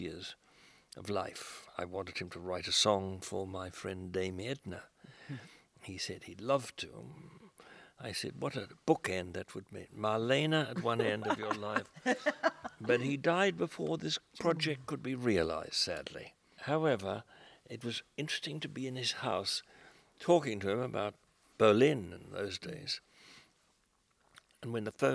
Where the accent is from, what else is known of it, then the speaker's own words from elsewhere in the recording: Melbourne, Victoria, Australia; these little corners of my hometown frequented by refugees